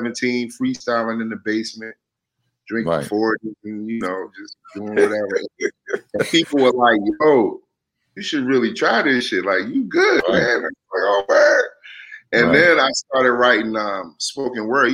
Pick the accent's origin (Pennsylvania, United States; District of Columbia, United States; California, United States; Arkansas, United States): District of Columbia, United States; Washington; also born or lived in Barbados; I was raised in Mount Pleasant in Northwest DC. So I grew up there. Right. My whole childhood up until about middle school